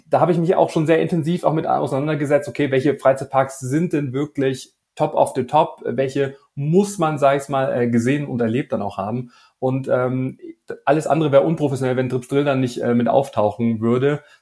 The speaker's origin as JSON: {"language": "German", "region": "Baden-Württemberg", "country": "Germany", "said": "heute äh, sind wir im schönen Schwarmländle unterwegs. Äh, ja, in meiner Heimat."}